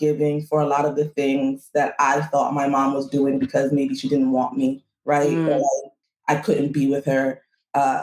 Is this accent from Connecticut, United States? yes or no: no; New York City, New York, United States; I was born in the Bronx